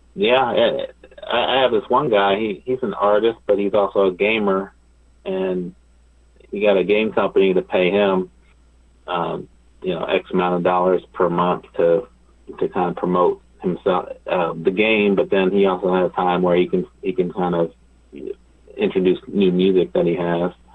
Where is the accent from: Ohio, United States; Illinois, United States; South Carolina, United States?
Ohio, United States; now in Los Angeles, United States; I'm I'm from Ohio originally